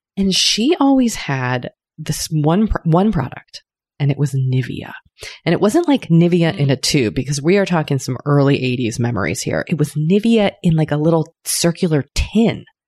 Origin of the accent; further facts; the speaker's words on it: United States; accent: American; I am of an American tongue